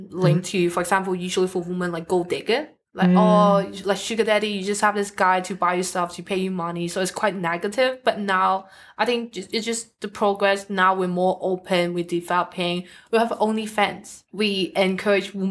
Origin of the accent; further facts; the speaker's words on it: Hong Kong; now in Australia; when I was back in Hong Kong, because apparently I'm from Hong Kong.